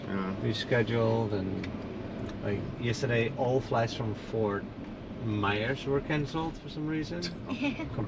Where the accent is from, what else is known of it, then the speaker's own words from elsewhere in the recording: Netherlands; now in Naples, United States; I'm from the Netherlands.